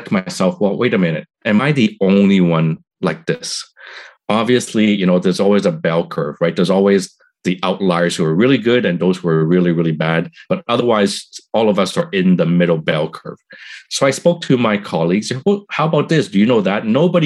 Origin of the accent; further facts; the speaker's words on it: Montreal, Quebec, Canada; moved away as an adult; now in Toronto, Canada; I'm from Montreal, moved to Toronto